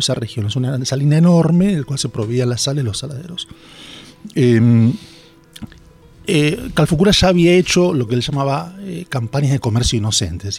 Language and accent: Spanish; Bahía Blanca, Buenos Aires Province, Argentina; yo soy de Bahía Blanca, laburé mucho con, con, agrupaciones indígenas en Bahía Blanca